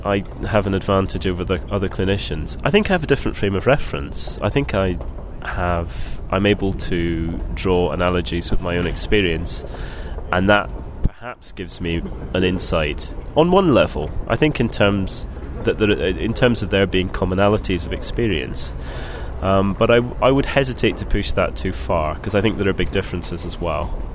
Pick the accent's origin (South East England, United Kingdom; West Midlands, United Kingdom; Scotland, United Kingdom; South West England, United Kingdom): Scotland, United Kingdom; I grew up in Scotland